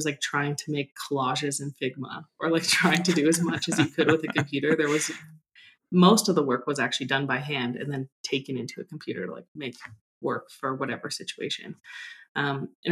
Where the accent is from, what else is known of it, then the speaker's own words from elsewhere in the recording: British Columbia, Canada; I grew up in British Columbia